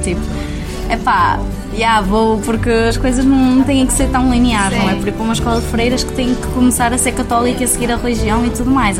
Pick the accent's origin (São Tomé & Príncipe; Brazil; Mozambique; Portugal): Portugal; Vila Nova de Gaia, Norte; tenho 21 anos, sou de Gaia, sou trabalhadora estudante, trabalho no Porto